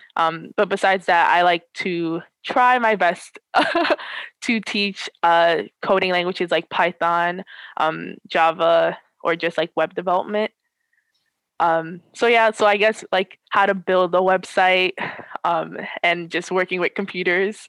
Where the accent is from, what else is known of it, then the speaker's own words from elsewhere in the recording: New York, United States; I am from New York